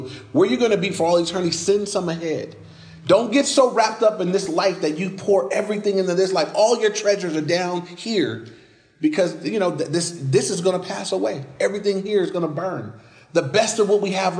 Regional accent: United States

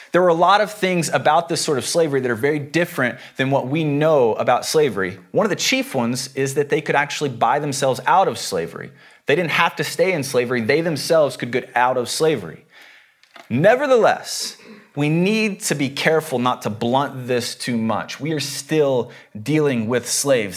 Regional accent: the South, United States; I come from the South. Uh, the Bible Belt.

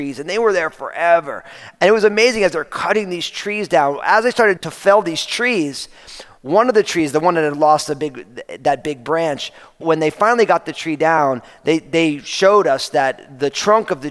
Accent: New Jersey, United States; moved away; I was growing up outside of New York City, and I grew up in New Jersey

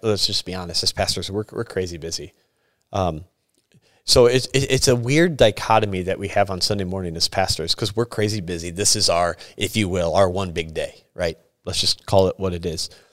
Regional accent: Sturgis, United States; moved away; I am from Sturgis. This was my church I grew up

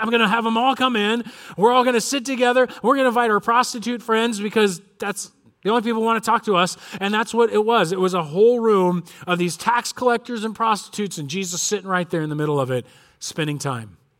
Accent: Corona, California, United States; I grew up in Corona, and my dad grew up in Corona.

